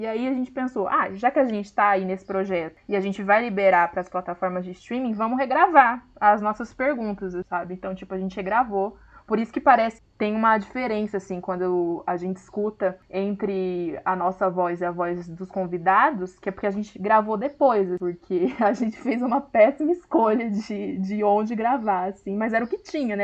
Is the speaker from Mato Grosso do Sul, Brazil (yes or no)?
no; Hortolândia, São Paulo, Brazil; sou de Hortolândia, São Paulo